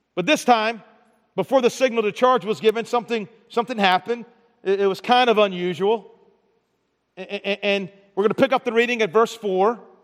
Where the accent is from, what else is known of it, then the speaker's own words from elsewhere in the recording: Baltimore, Maryland, United States; moved away; I'm from Baltimore